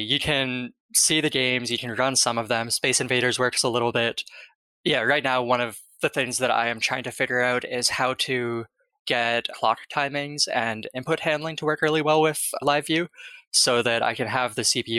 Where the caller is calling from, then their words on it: Bay Area, California, United States; I am calling from the Bay Area, California.